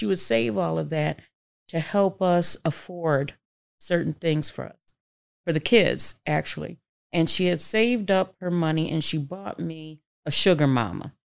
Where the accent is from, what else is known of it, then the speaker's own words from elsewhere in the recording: Syracuse, New York, United States; Well, I grew up poor in Syracuse, New York.